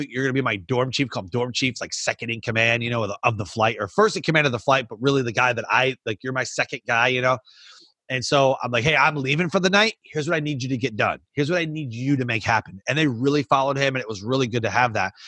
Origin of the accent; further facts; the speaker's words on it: Michigan, United States; moved away; I grew up in Michigan.